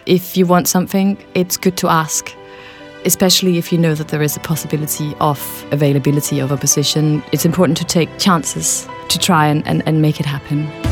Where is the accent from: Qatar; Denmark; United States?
Denmark; moved away as an adult; also born or lived in London; I'm from Denmark